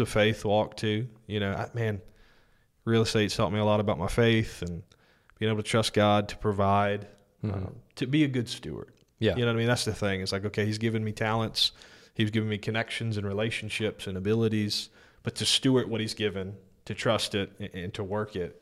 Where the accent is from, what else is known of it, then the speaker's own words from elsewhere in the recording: Denham Springs, Louisiana, United States; also born or lived in New Orleans, Louisiana / Greenville, South Carolina; we settled in Denham Springs